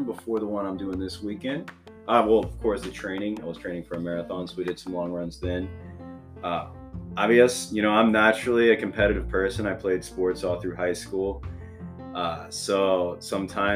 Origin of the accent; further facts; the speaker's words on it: Oklahoma City, Oklahoma, United States; now in Tulsa, United States; I'm not from Tulsa, I'm actually from Oklahoma City